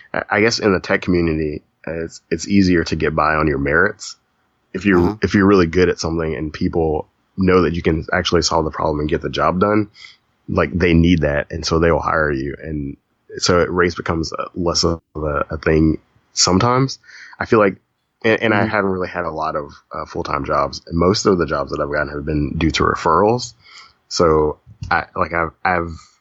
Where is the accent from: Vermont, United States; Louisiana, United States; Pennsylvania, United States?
Louisiana, United States; Lafayette; also born or lived in Baton Rouge; I grew up in Lafayette, as you know, and I transferred to Baton Rouge